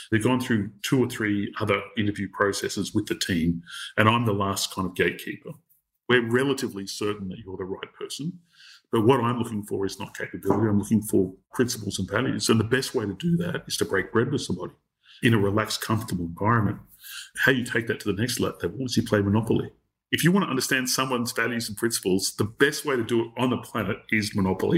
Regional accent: Australia; as an Australian

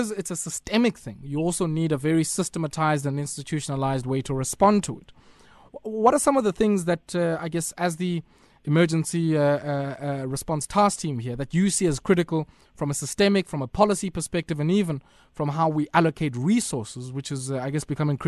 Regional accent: South Africa; I speak to you as a South African compatriot, as a woman

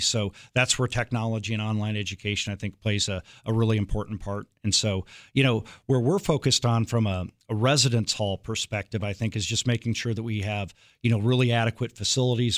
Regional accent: Iowa, United States; moved away; also born or lived in Kansas; I grew up in Iowa, and then I moved to Kansas

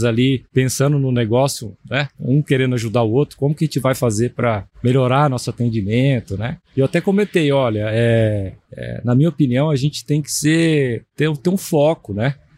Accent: Campo Grande, Mato Grosso do Sul, Brazil; moved away as an adult; also born or lived in Botucatu / Tangará da Serra / Pereira Barreto; Eu sou nascido em Campo Grande

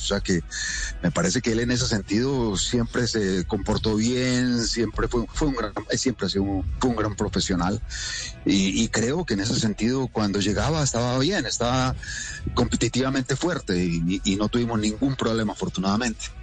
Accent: Colombia

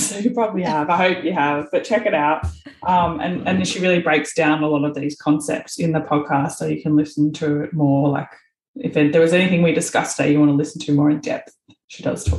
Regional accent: Australia; And we're so lucky, these two little Aussies all the way across the other side of the world. Sometimes I think your accent's getting a bit Canadian, and then you say culture or water. And then I remember you're still Aussie.

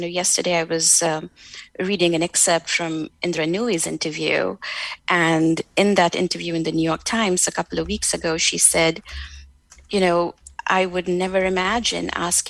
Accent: India; at least where I come from South Asia, from India, where you are always told, you know, again, to be nice, to work hard, to be humble

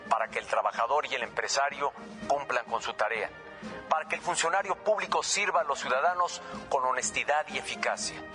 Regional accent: Mexico; Como presidente y como mexicano, me emociona el apoyo que nuestro país ha recibido.

